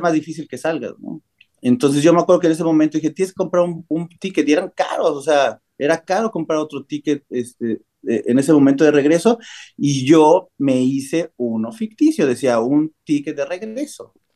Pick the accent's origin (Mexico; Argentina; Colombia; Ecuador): Mexico; moved away as an adult; also born or lived in Cancún, Mexico / Barcelona, Spain / Germany; now in United States; la primera vez que salí de México sí fue como a los 19 años